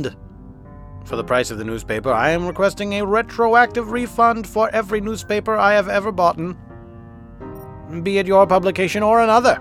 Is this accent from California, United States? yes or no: no; Philadelphia, Pennsylvania, United States; accent: Philadelphia; my Philadelphia accent